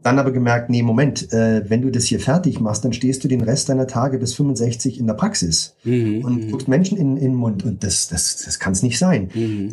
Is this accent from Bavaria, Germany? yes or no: yes; Munich, Bavaria, Germany; also born or lived in Berlin; im Alter, als ich fünf war, hat meine Mutter nochmal geheiratet, dann sind wir nach München gezogen